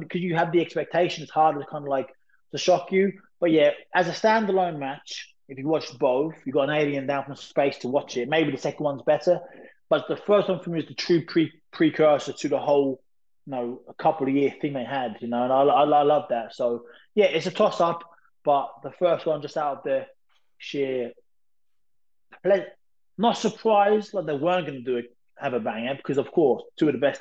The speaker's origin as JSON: {"language": "English", "town": "Lowestoft", "region": "East of England", "country": "United Kingdom", "tie": "born or raised there", "said": "I was working at a pub called Notley's in my hometown called Lowestoft"}